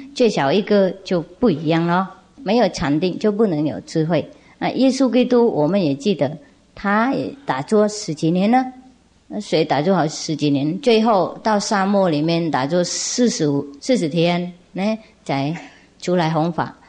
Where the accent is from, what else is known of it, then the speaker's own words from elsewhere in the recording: Vietnam; 我们越南话有一句说，啊，小孩是冤家